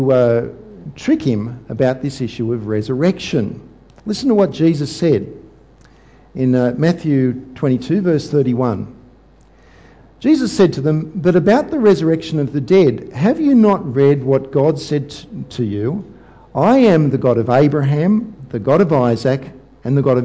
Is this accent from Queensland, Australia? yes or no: no; Sydney, New South Wales, Australia; my hometown, Sydney